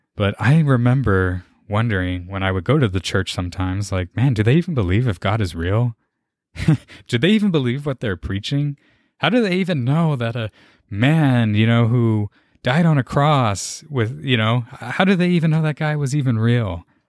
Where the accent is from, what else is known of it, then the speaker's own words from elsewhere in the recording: San Antonio, Texas, United States; born and raised, lived here in San Antonio my whole life